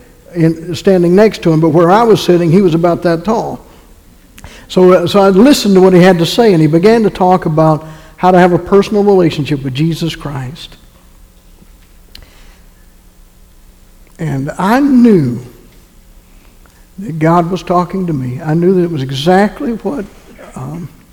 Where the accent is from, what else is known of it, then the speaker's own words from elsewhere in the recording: North Carolina, United States; My wife and I grew up in North Carolina